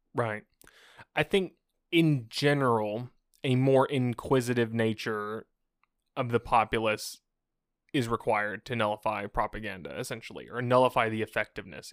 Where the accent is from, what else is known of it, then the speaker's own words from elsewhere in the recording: United States; I'm an American, I grew up hearing about how bad communism was all my life.